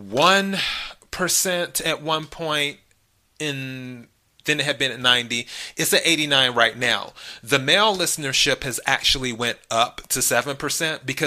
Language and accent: English; United States; I'm an American